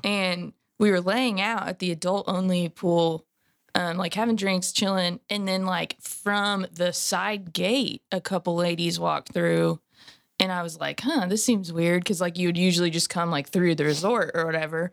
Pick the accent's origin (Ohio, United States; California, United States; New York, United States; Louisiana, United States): California, United States; moved away; I'm from California originally